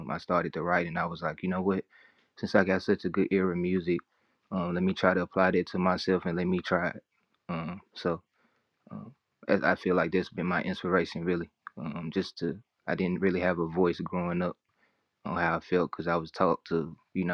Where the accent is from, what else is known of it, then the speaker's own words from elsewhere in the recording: Memphis, Tennessee, United States; I'm from Memphis, Tennessee, artist, songwriter, poet.